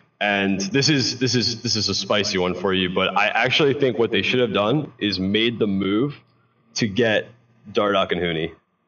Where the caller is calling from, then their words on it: New Jersey, United States; What's up, Travis? Long time no see. Jersey.